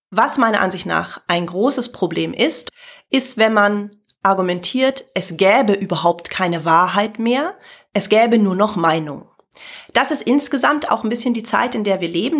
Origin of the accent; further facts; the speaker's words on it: Germany; als Deutsche, sondern insgesamt als Nicht-Britin